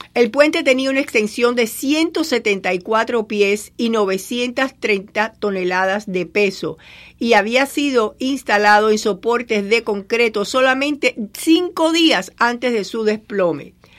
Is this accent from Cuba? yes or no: yes; Cuba; moved away; en mi pueblo, en Cuba, le decíamos champola